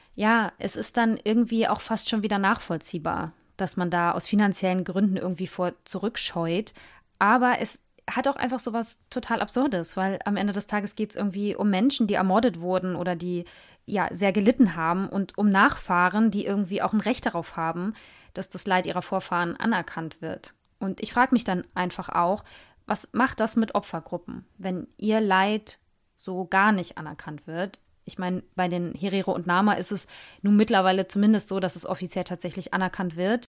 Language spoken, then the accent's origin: German; Germany; hier bei uns in Deutschland